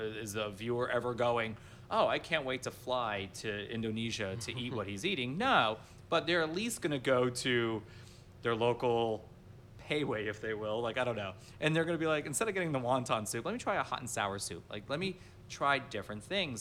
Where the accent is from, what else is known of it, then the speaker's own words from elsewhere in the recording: Miami Beach, Florida, United States; I am from Miami Beach